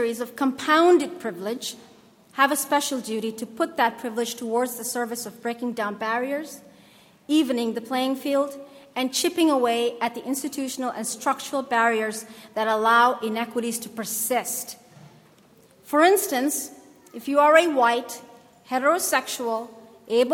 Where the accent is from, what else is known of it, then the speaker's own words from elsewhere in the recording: Somalia; my home country of Somalia